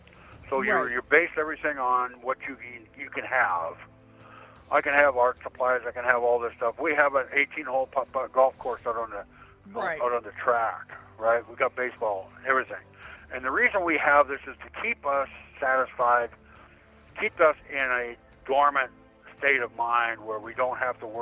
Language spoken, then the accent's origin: English; Washington, United States; I'm from Washington State.